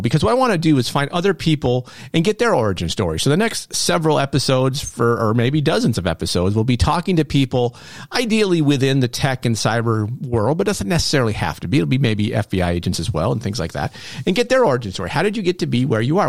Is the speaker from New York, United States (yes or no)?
yes; Norwood, New York, United States; also born or lived in Malone, New York; I was born in Malone, but my parents quickly moved, um, to Norwood, New York, where I spent my formative years